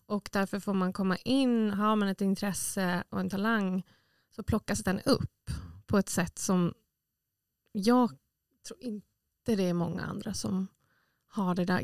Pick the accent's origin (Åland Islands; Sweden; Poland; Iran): Åland Islands; jag har ju sedan jag var liten sett liksom mm. äldre förebilder här på Åland